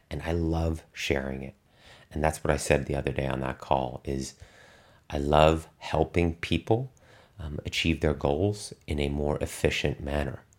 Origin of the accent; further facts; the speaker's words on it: Germany; English is a second language; athletes that I knew when I was growing up in Germany that be, went on to become elite performers now